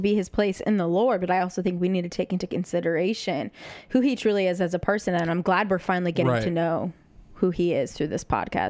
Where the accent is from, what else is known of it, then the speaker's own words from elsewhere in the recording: Midwest, United States; I'm from the Midwest.